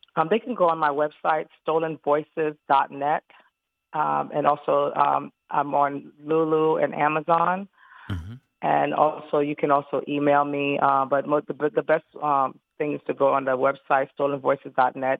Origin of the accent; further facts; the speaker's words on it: New York City, New York, United States; I'm originally from Brooklyn, New York